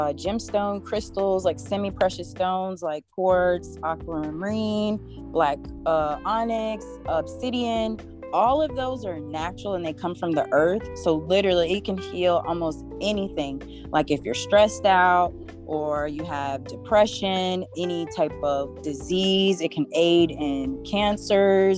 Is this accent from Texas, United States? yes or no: yes; Denton, Texas, United States; now in Atlanta, United States; I'm originally from Denton, Texas, but I've been in Atlanta for over 20 years